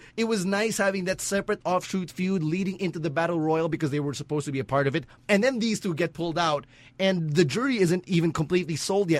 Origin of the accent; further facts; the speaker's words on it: Philippines; We're Filipino.